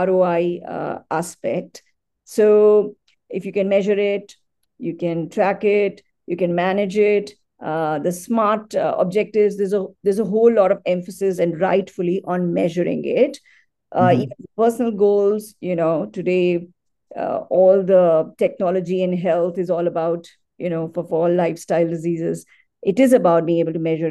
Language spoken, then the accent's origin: English; India; I'm an Indian